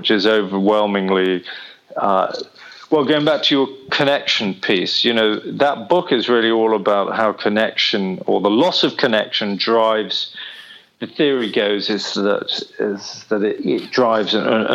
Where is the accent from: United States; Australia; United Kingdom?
United Kingdom; Oxford, South East England; now in London, United Kingdom; I grew up in Oxford